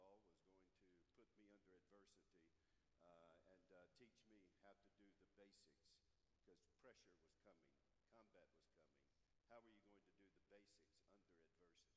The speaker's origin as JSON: {"language": "English", "town": "Charlotte", "region": "North Carolina", "country": "United States", "tie": "born or raised there", "said": "back in my hometown, Charlotte, North Carolina"}